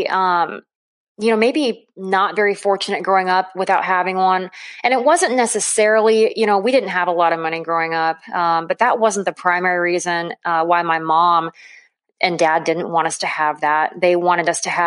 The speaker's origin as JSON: {"language": "English", "town": "Weeping Water", "region": "Nebraska", "country": "United States", "tie": "born or raised there", "said": "I was born and raised in Weeping Water, Nebraska, a little town of about 800 people nestled in the southeastern part of the state."}